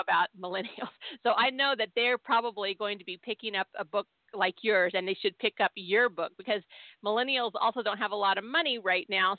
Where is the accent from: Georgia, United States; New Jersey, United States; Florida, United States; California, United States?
California, United States; Southern; I grew up in Southern California, but we were always being hauled back to Tennessee every summer